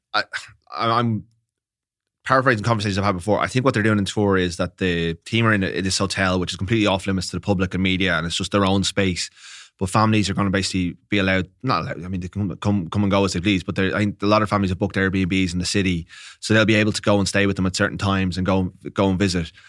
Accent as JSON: {"language": "English", "country": "Ireland", "said": "being Irish"}